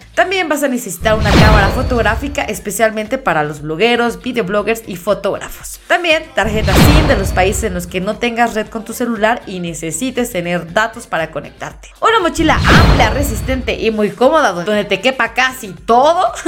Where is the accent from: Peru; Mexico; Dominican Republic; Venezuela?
Mexico; uno como mexicano